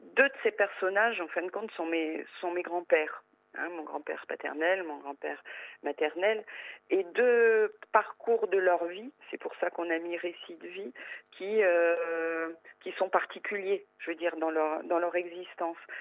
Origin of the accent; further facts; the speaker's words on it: northern France, France; now in Corsica, France; je suis originaire du nord de la France. Je suis arrivée en Corse il y a euh, il y a 33 ans maintenant.